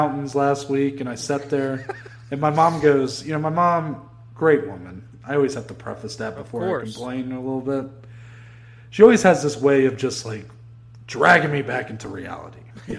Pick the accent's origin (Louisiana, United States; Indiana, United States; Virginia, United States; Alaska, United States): Indiana, United States; Jeffersonville; I'm from Jeffersonville, Indiana.